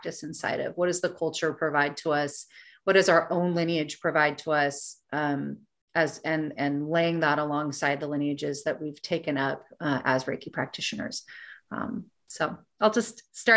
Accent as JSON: {"language": "English", "country": "United States", "said": "as an American woman"}